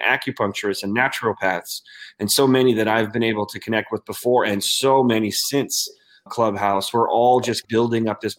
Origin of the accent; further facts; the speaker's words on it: United States; here in our country